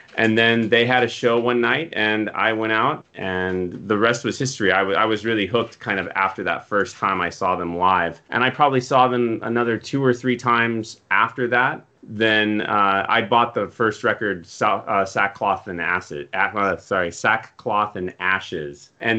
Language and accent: English; Denver, Colorado, United States; growing up in Denver